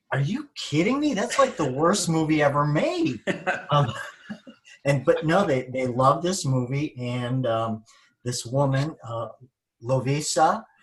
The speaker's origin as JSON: {"language": "English", "region": "Michigan", "country": "United States", "said": "We're from Michigan"}